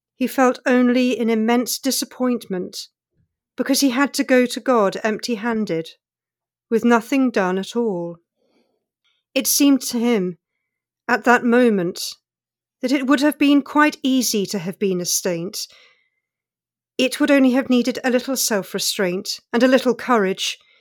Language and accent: English; England, United Kingdom; growing up in England as an immigrant